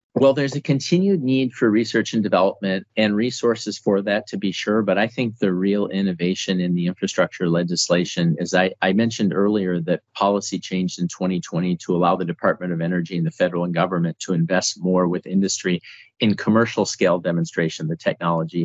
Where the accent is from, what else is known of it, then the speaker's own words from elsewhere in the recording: North Dakota, United States; I'm actually from North Dakota